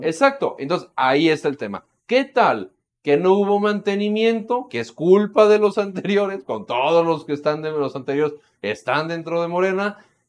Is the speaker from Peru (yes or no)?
no; Mexico; buenos mexicanos